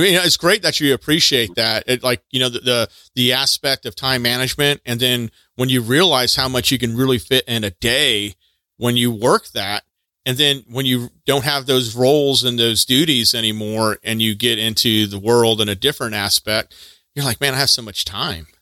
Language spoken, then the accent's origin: English; Texas, United States; moved away; I'm from Texas originally